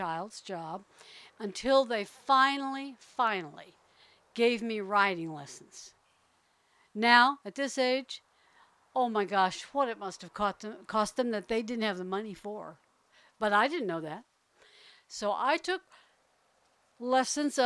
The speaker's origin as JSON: {"language": "English", "town": "New Orleans", "region": "Louisiana", "country": "United States", "tie": "born or raised there", "also_born_or_lived": "Houston, Texas / Berkeley, California", "moved": "yes", "said": "When I was a little girl, I grew up on the Gulf Coast, mostly. Mostly in New Orleans"}